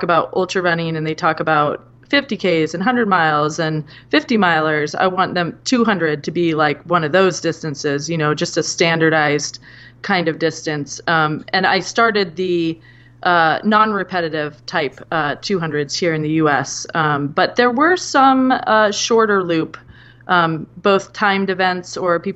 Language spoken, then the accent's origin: English; Whidbey Island, Washington, United States; also born or lived in Seattle; when I was about 1 year old, they moved to Whidbey Island